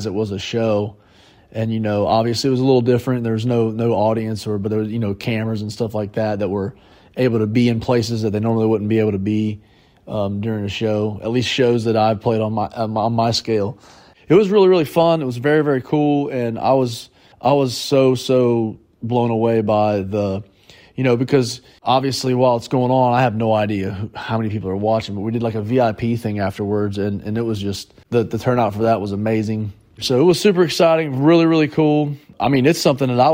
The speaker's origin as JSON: {"language": "English", "area": "near Fort Laramie", "region": "Ohio", "country": "United States", "tie": "born or raised there", "said": "That's near my hometown"}